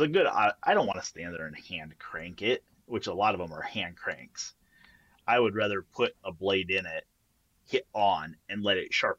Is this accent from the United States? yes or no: no; Canada; Like, there's three things that happen when you're Canadian.